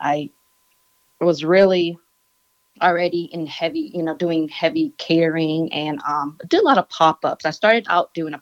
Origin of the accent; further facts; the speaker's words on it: Laos; I'm Laotian. I'm from Laos.